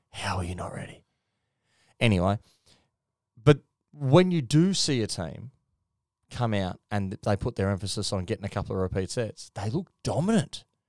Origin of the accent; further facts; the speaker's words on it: Queensland, Australia; As a Queenslander